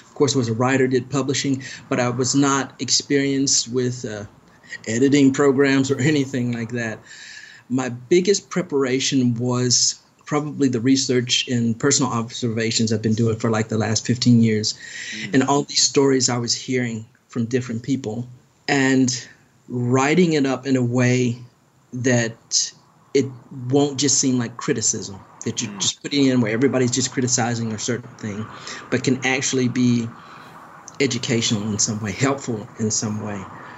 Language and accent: English; Germany; born there; I particularly studied Germany because I was born in Germany. My father was in the military